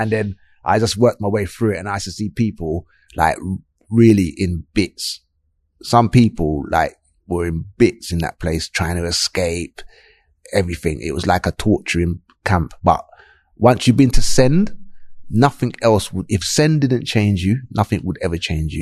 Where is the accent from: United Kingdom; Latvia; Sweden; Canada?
United Kingdom; London; I grew up in South London, uh, Clapham